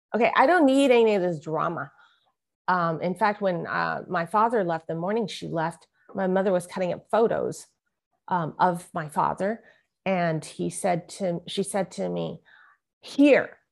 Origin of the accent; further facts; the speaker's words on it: San Francisco, California, United States; I was born in San Francisco, Chinatown, and my mother was a mail order bride from Hong Kong